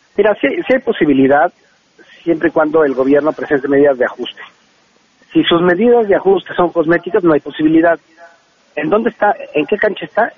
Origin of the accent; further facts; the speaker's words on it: State of Mexico, Mexico; somos chavos que venimos de, somos del Estado de México